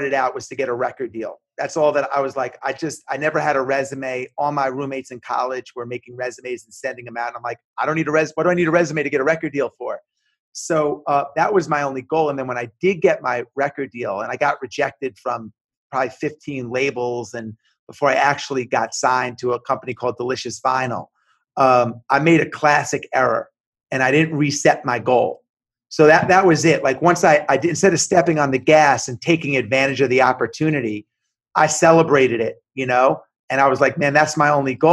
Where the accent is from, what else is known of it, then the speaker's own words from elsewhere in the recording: Long Island, New York, United States; moved away; I grew up in New York, in Long Island in the 80s